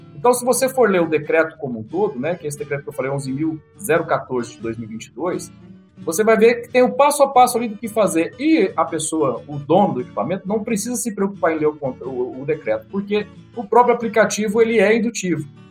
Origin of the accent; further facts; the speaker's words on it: Catanduva, São Paulo, Brazil; now in Uberlândia, Brazil; Eu estou em Uberlândia, eu sou natural de Catanduva, interior de São Paulo